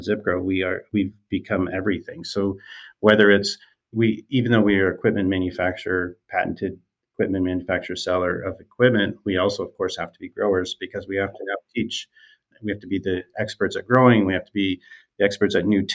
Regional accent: rural Eastern Ontario, Canada; I grew up in Eastern Ontario, rural Eastern Ontario, where I still currently live

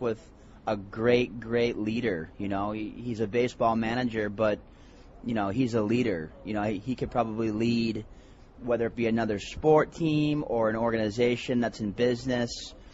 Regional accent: Boston, Massachusetts, United States; also born or lived in Connecticut; I'm from Boston, Massachusetts

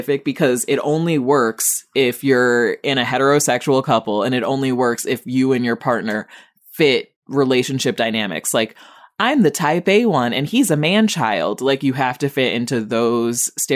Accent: Rockford, Illinois, United States; my hometown of Rockford

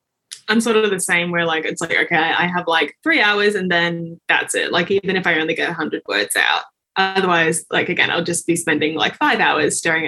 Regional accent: Australia; I do have a lot of friends that maybe started off in other countries, then moved down here. But, yeah, born and raised in Aussie land.

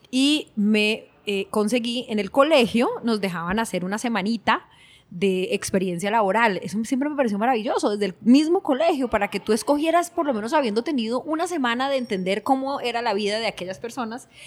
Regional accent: Cali, Valle del Cauca, Colombia; born there; hace 45 años nací en Cali, Colombia, de un eh, maestro y una secretaria

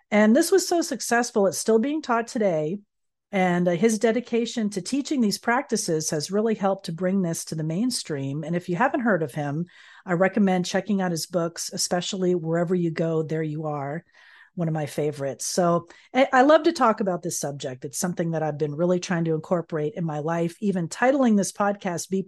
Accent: Florida, United States; born or raised there; moved away

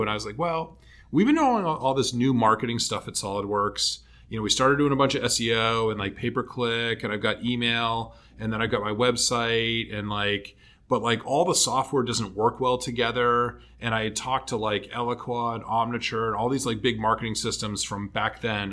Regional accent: Canton, Massachusetts, United States; I grew up um, south of Boston uh, in a town called Canton

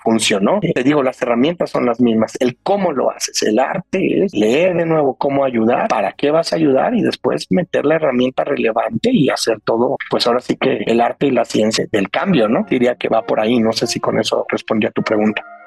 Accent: Mexico; also born or lived in Brazil / Colombia / New Jersey

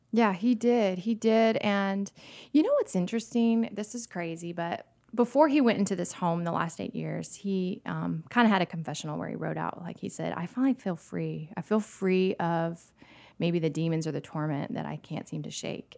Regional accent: St. Petersburg, Florida, United States; also born or lived in New York; now in Nashville, United States; I grew up in Florida, and I could ride my bike to the Gulf, like, in Saint Petersburg

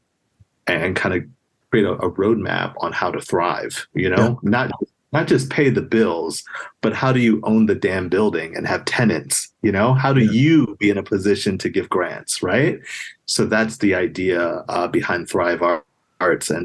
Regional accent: New York City, New York, United States; moved away; I grew up in a place called Queens, New York

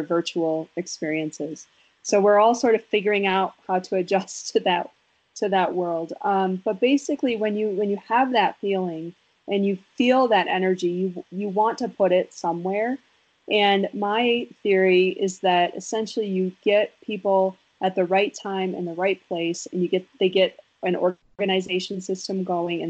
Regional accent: Wisconsin, United States; I'm from Wisconsin, and I'm like the world's saddest Packer

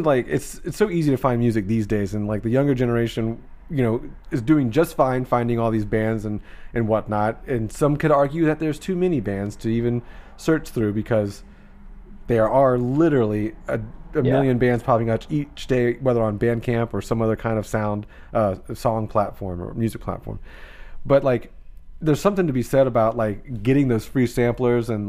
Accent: Jacksonville, Florida, United States; I'm from Jacksonville

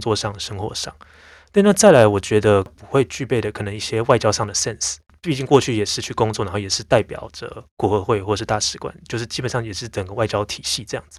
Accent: Taiwan; 我其实算是台湾土生土长的人

